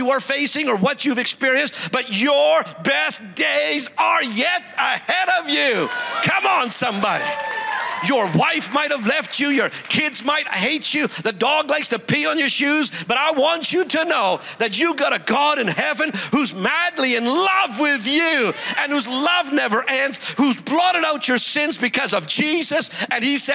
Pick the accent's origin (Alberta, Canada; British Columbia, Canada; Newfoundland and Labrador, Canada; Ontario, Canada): British Columbia, Canada; Cranbrook; moved away; I was in Cranbrook, my hometown